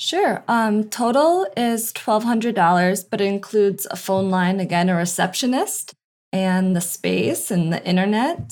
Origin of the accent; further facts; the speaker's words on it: Albany, New York, United States; moved away as an adult; also born or lived in San Diego, California / Lake Tahoe; now in Del Mar, United States; I'm from Albany, New York, which is just upstate. And I moved to San Diego about six years ago for law school